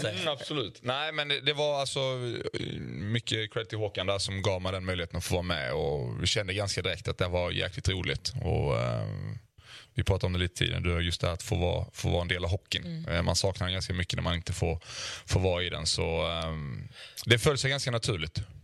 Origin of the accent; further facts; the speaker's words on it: Osby, Skåne, Sweden; moved away; also born or lived in Malmö; hemma i Osby när jag var när jag var lite yngre